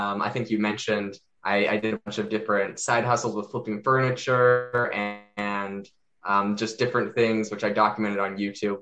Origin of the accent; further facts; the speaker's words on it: Canada; now in Arizona, United States; Originally, I'm from Canada